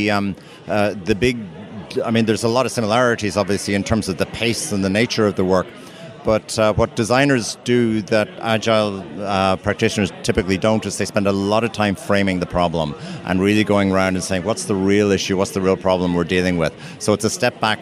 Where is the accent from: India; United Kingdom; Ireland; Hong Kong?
Ireland; I'm actually from Ireland myself